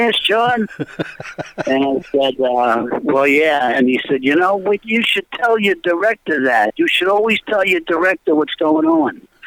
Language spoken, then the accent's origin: English; Washington, District of Columbia, United States; I grew up in Washington, D.C.